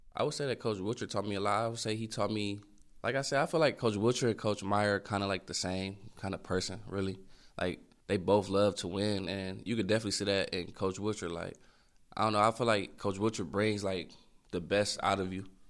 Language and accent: English; Michigan, United States; moved away; my home state